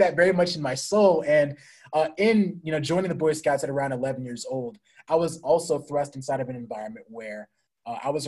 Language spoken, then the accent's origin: English; San Diego, California, United States; moved away; I was born in San Diego, California to a great mother and father